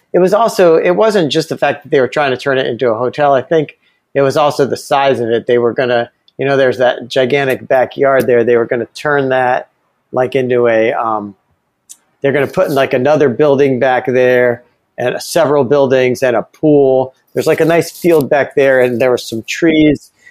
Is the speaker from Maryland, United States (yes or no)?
no; Ithaca, New York, United States; my uh, small hometown has like three institutions of higher learning. Uh, one was Ithaca College